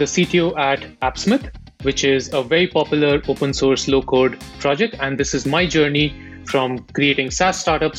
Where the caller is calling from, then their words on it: Bangalore, Karnataka, India; I am based out of India, Silicon Valley, Bangalore.